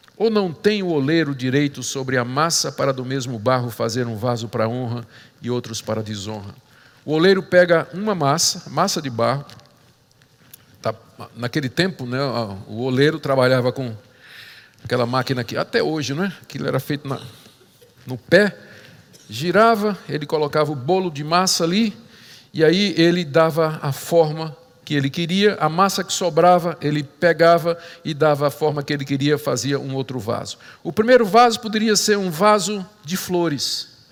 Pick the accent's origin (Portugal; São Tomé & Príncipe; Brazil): Brazil; nós, brasileiros, que cremos no Senhor Jesus